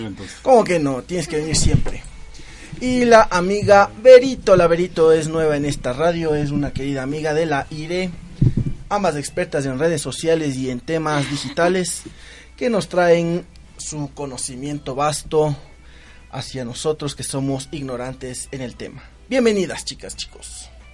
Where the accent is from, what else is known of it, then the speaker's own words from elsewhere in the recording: Quito, Pichincha, Ecuador; los quiteños